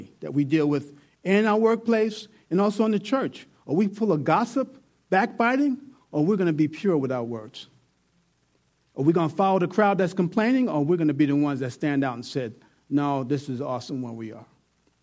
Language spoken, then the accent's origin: English; New York, United States; I'm from New York